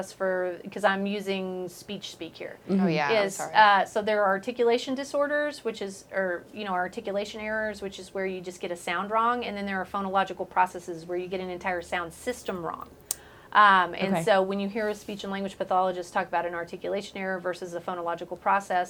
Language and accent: English; Waco, Texas, United States; I'm from Waco.